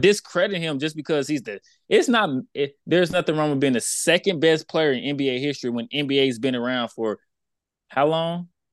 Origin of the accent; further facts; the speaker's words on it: Houston, Texas, United States; I'm from Houston